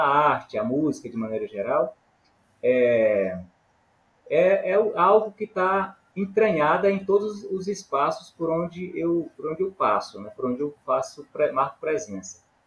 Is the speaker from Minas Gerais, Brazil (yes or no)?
no; Maranhão, Brazil; now in Imperatriz, Brazil; eu não sou filho exato do, de Imperatriz, eu sou filho é, do Maranhão, na verdade. Cheguei aqui em Imperatriz há, há aproximadamente 30 anos